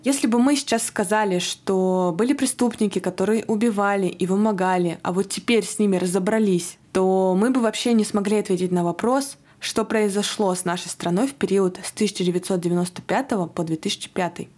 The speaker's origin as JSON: {"language": "Russian", "town": "Yekaterinburg", "region": "Sverdlovsk Oblast", "country": "Russia", "tie": "born or raised there", "said": "из города Екатеринбурга. Это мой родной город"}